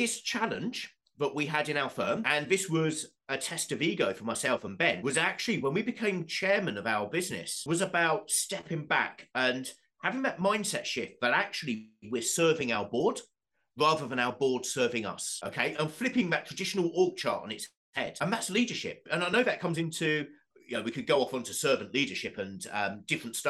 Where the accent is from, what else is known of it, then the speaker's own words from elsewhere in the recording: Southend-on-Sea, East of England, United Kingdom; Southend United, my hometown football club